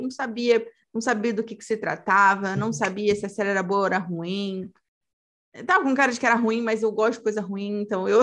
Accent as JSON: {"language": "Portuguese", "country": "Brazil", "said": "Nós, como brasileiros"}